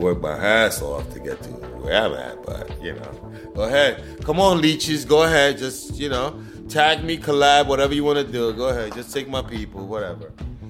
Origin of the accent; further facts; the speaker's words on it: Panama; now in United States; I'm from originally from Panama.